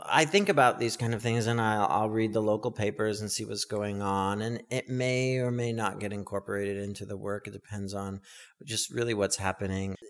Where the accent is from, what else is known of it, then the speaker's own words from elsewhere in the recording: Stockton, California, United States; a little kid growing up in Stockton, California